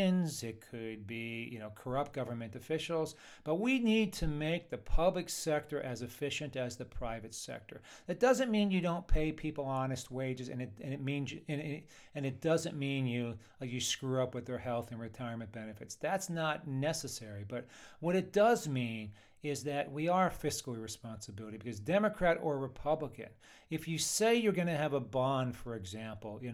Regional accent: Shamokin, Pennsylvania, United States; now in San Diego, United States; I'm from Pennsylvania, you know, Shamokin, Pennsylvania, anthracite coal region. You know, it was a good place to grow up

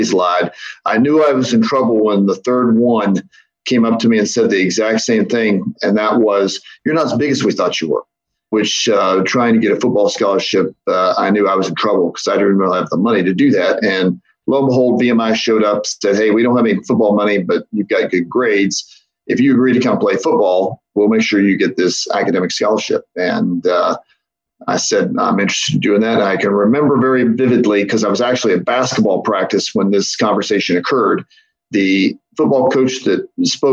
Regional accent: Milton, West Virginia, United States; also born or lived in Huntington, West Virginia; I was born in Huntington, grew up in Milton.

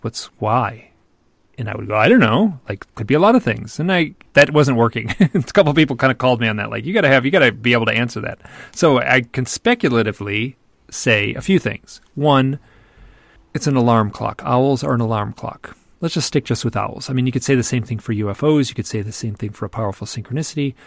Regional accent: Michigan, United States; I'm from Michigan, which is in the Midwest of America, and we're all very polite

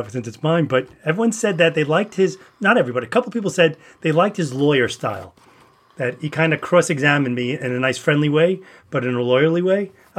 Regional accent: New York City, New York, United States; we learned about … growing up in the Bronx in the 70s, unlike … and I, who grew up in the 80s there

